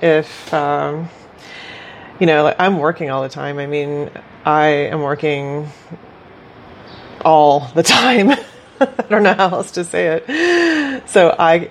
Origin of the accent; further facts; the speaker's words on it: Bolivia; moved away; I grew up witnessing poverty in Bolivia